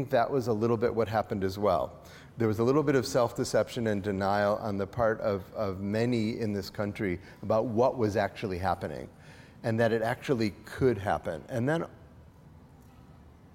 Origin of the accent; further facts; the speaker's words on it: outside of Chicago, Illinois, United States; I grew up outside of Chicago